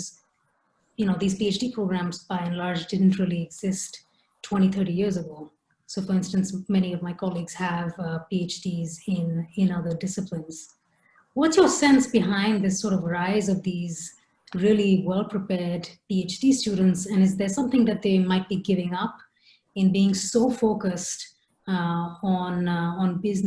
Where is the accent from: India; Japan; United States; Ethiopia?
India; moved away; growing up in India